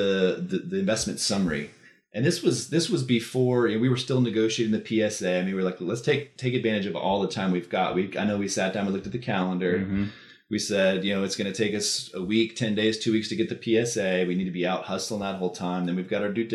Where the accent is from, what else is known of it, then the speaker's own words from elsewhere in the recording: Austin, Texas, United States; I grew up in Texas, right? I grew up in Austin.